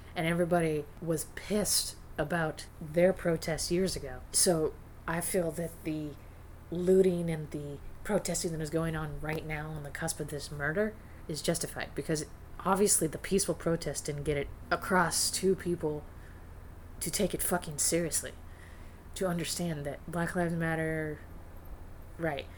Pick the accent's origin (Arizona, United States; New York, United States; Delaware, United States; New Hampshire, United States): Arizona, United States; northern; moved away; I grew up in a conservative, small retirement community in Arizona and in northern Arizona.